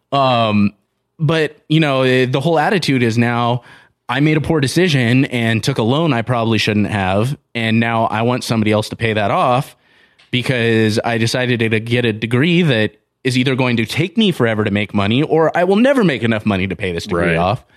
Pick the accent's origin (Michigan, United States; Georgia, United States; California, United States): California, United States; Southern; now in Montana, United States; I grew up in Southern California